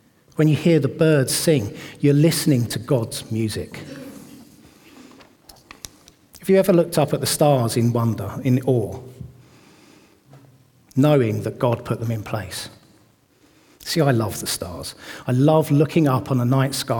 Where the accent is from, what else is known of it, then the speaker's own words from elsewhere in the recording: Watford, East of England, United Kingdom; moved away as an adult; now in Bedford, United Kingdom; I grew up in Watford, and we moved to Bedford at the end of 2021